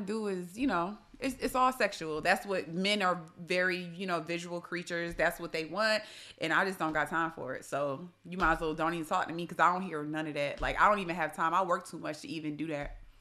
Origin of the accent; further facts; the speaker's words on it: New York, United States; I'm from New York, so that has that means, you know, we could be a little abrasive